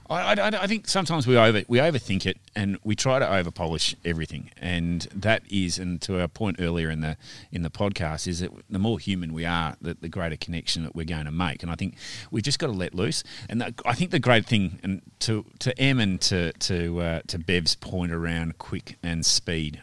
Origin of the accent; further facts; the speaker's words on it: Western Australia, Australia; we're Western Australian